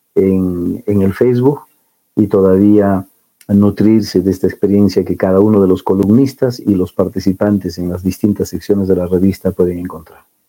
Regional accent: Cusco, Peru; nosotros como andinos, como cusqueños

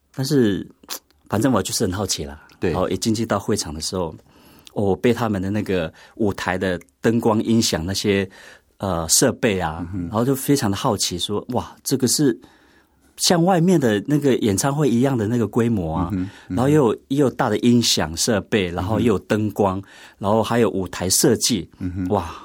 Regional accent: Pingtung County, Taiwan; also born or lived in Taipei; 幼稚园毕业之后，国小才回部落

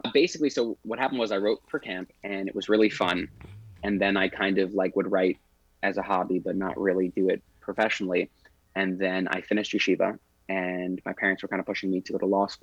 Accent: New York City, New York, United States; now in Los Angeles, United States; growing up in Crown Heights, it would rain every suckus

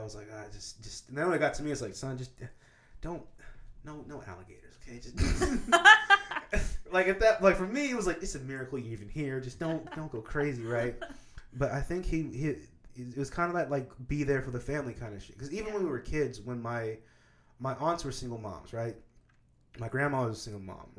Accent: Kansas, United States; moved away; I grew up in Kansas

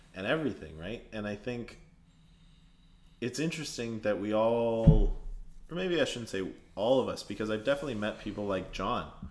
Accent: Canada; born or raised there; now in Toronto, Canada

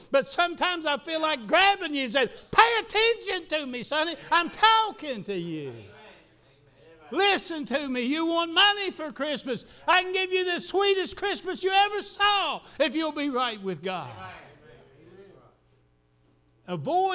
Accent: the South, United States; I'm just as much a Southerner as anybody

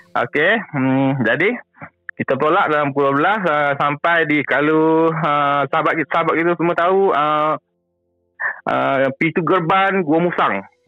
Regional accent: Kota Bharu, Kelantan, Malaysia; saya ni orang KB Kelantan

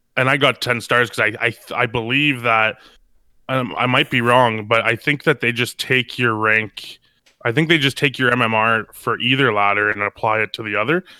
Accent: Canada; I'm from Canada.

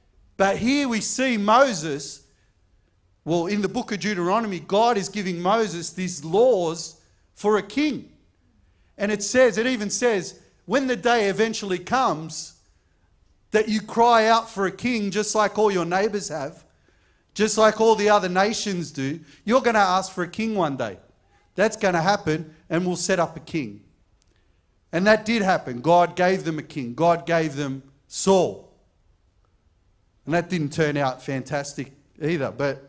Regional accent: Camperdown, New South Wales, Australia; born there; I was born in King George V Hospital in Camperdown.

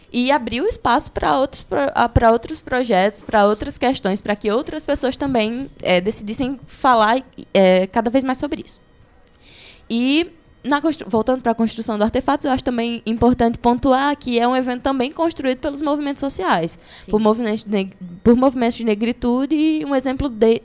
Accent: Crato, Ceará, Brazil; nasci no Crato, né? Então cresci nesse caldeirão que é o Cariri

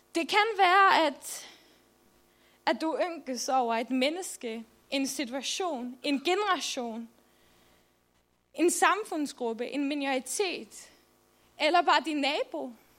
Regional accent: Faroe Islands; also born or lived in Jutland, Denmark; now in Denmark; jeg kommer oprindeligt fra Færøerne, så I må bære over med min dejlige accent

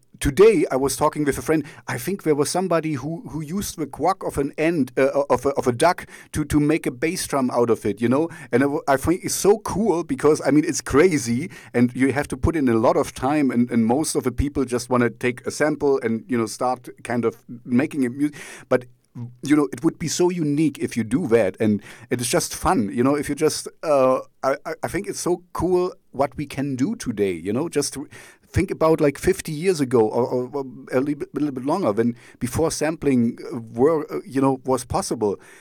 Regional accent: East Germany, Germany; English is a second language; now in Jena, Germany; I grew up in East Germany, so we didn't have much

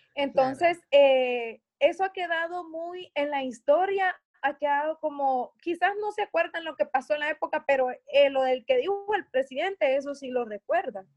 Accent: Atiquizaya, Ahuachapán, El Salvador; acá en mi pueblo de Atiquizaya, donde soy.

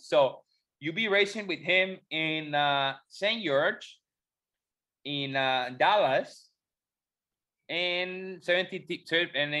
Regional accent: Mexico; not a lot of Mexicans go

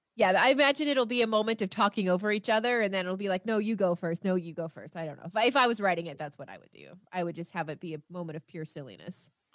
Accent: Canada; I am Canadian

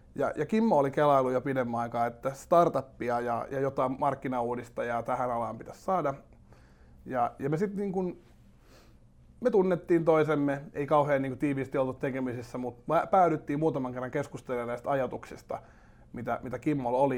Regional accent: Espoo, Uusimaa, Finland; Mä oon Espoosta lähtöisin Lippajärvellä syntynyt ja, ja tota, Tapiolan seudulla, Tapiolassa ja Laajalahdessa asunut sitten niin nuoruuteni ja käynyt kouluni siellä.

